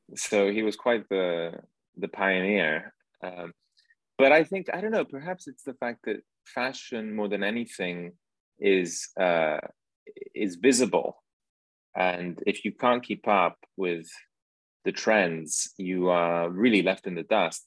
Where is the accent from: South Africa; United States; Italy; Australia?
Italy; Milan, Lombardy; I grew up in Milan and my mother's a fashion designer